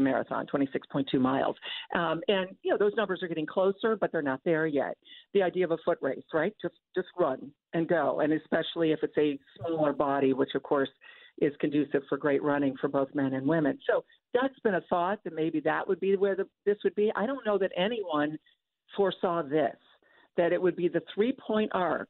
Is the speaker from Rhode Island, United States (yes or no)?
no; Toledo, Ohio, United States; moved away; growing up in Toledo on my way to Northwestern